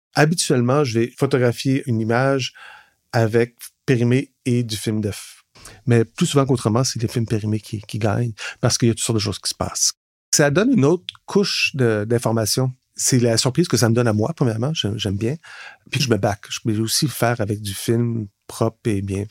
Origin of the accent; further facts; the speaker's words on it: Laurentides, Quebec, Canada; now in Montreal, Canada; Je viens de Laurentides, mais ça fait quand même presque 30 ans maintenant que je suis à Montréal